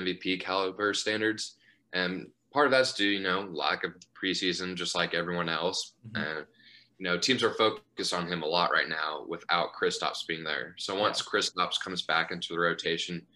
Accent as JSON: {"language": "English", "town": "Dallas", "region": "Texas", "country": "United States", "tie": "born or raised there", "said": "growing up in Dallas"}